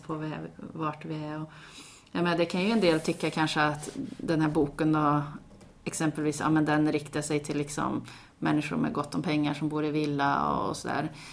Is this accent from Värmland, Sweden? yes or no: yes; Karlstad, Värmland, Sweden; moved away as an adult; also born or lived in Gothenburg; när jag bodde hemma i Karlstad